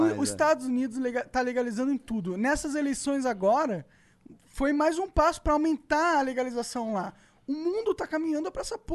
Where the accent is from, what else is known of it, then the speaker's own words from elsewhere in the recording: Rio de Janeiro, Brazil; Não, ele eu é, sou do Rio.